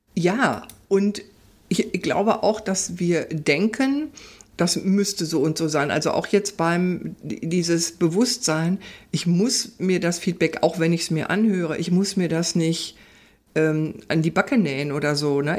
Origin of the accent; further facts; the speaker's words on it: Ruhr area, North Rhine-Westphalia, Germany; ich komme ja aus dem Pott. Ruhrpott sozusagen, ja. aus dem Kohlenpott